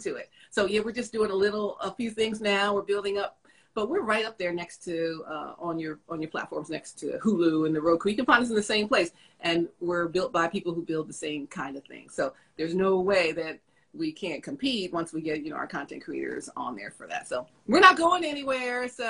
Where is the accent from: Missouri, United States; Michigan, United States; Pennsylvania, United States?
Pennsylvania, United States; Philadelphia; moved away; we're from Philly, we got these Philly people